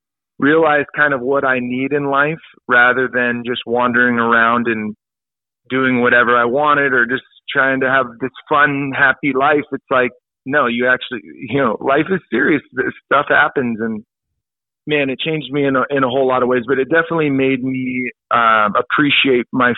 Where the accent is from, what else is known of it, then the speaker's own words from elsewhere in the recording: El Dorado Hills, California, United States; moved away; growing up in El Dorado Hills, as you know, it's a very safe, friendly, no problems neighborhood